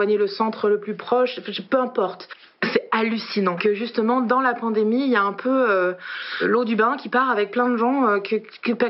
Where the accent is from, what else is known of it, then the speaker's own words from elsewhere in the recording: Paris, Île-de-France, France; also born or lived in Argenton-sur-Creuse; je suis en confinement actuellement à Argenton-sur-Creuse, mais il faut savoir qu'à la base, moi, je suis parisienne et que j'ai quitté la région parisienne euh, lundi pour juste pas être seule.